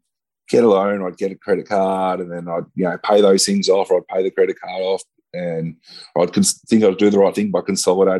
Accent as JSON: {"language": "English", "town": "Ballarat", "region": "Victoria", "country": "Australia", "tie": "born or raised there", "said": "I moved back down to my hometown in Ballarat"}